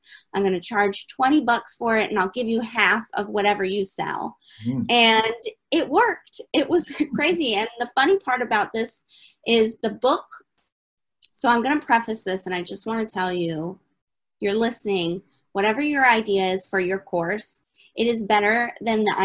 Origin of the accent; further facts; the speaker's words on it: Detroit, Michigan, United States; So I was born in Detroit, Michigan on a rainy day. So clearly I'm from the States